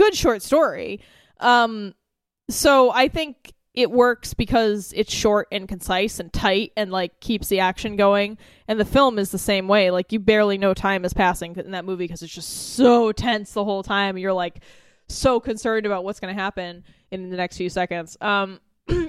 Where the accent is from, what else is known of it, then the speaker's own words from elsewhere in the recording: United States; my experience as being an American